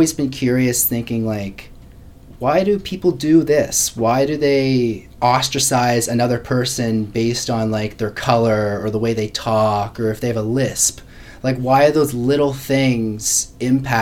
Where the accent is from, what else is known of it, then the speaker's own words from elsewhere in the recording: Hubbards, Nova Scotia, Canada; also born or lived in Halifax; I grew up in St. Margaret's Bay, which is just, it's in the southeast part of Nova Scotia. And basically grew up in a really rural town, Hubbard's